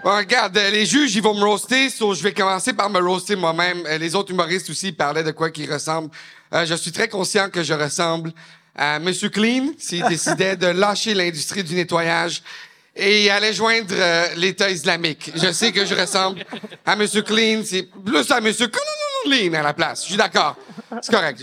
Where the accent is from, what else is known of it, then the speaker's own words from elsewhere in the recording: Laval, Quebec, Canada; Je viens de Laval. Je viens de Laval. Je suis un humoriste anglophone à la base.